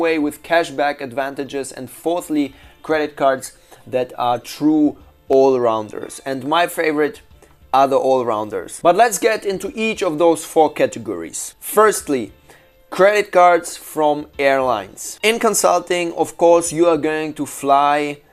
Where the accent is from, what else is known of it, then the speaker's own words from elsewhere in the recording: Shanghai, China; my hometown, Shanghai